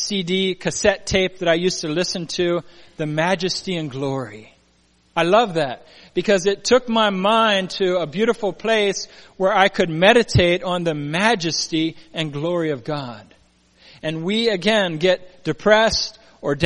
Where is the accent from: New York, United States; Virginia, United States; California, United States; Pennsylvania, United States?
Pennsylvania, United States; now in Puget Sound, Washington, United States; I'm from Pennsylvania originally, and we had thunder boomers, they called them